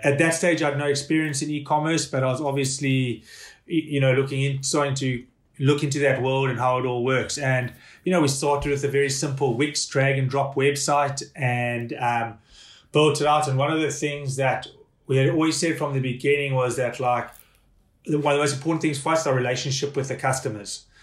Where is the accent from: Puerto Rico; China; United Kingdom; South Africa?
South Africa; also born or lived in Hong Kong; now in Ireland; being a South African